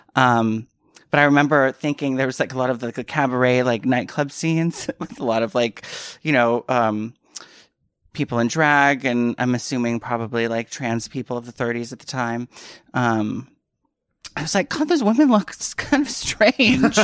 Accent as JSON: {"language": "English", "area": "San Francisco Bay Area", "region": "California", "country": "United States", "tie": "born or raised there", "also_born_or_lived": "New York", "moved": "as an adult", "lives_now": "Los Angeles, United States", "said": "I grew up in the Bay Area."}